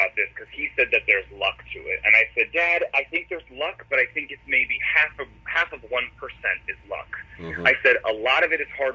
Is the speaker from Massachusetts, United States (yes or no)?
yes; Boston, Massachusetts, United States; growing up in Boston, I begged the top 40 station to let me work there